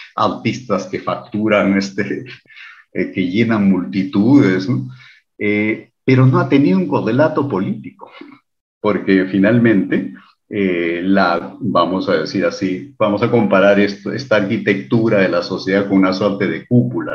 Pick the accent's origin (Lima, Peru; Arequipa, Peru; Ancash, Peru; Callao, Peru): Lima, Peru; Del Perú